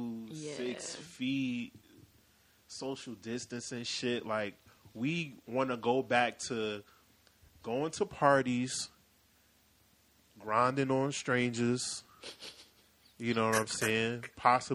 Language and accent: English; Newark, New Jersey, United States; I'm from North, yes. Brick City, Dirty Jersey, New Jersey